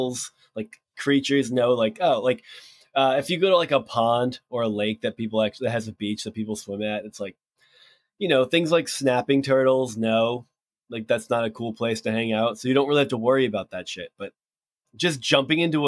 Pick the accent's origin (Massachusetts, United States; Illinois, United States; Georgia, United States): Massachusetts, United States; I'm from Massachusetts